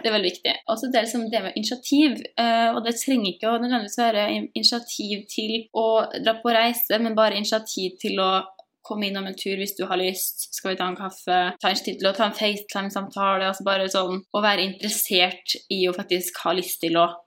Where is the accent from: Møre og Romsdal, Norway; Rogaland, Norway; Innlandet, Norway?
Møre og Romsdal, Norway; Molde; moved away as an adult; now in Salzburg, Austria; jeg kommer fra Molde, som du kanskje kan høre på direkte.